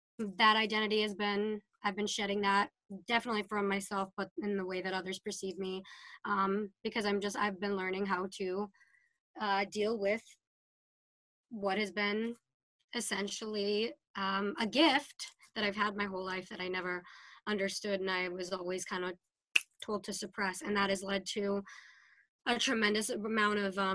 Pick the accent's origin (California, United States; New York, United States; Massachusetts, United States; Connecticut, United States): Massachusetts, United States; Salem; And we went to Salem State. So we grew up in Witch City, spent a lot of our prime youth years there.